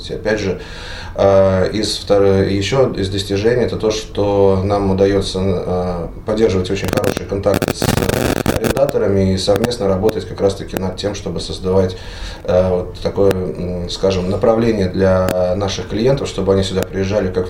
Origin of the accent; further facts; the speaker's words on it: Greece; Так я приехал из Греции, я вижу, насколько это открытые люди